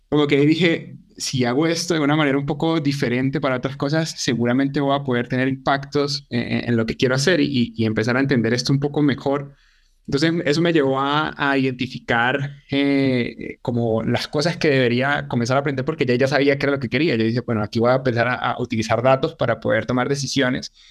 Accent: Venezuela; Yo, yo principalmente soy de Venezuela

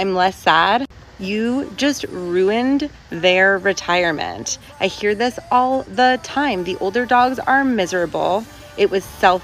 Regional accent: New York, United States; I grew up in New York

